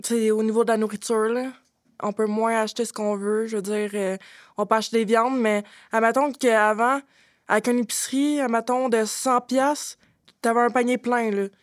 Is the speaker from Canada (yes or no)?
yes; Drummondville, Quebec, Canada; J'ai 25 ans. Je viens de Drummondville.